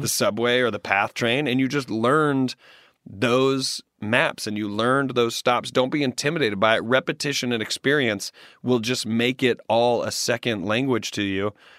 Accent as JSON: {"language": "English", "town": "Greenville", "region": "the South", "country": "United States", "tie": "born or raised there", "also_born_or_lived": "Washington, D.C. / New York City", "moved": "yes", "lives_now": "Los Angeles, United States", "said": "When I go back to my hometown in Greenville"}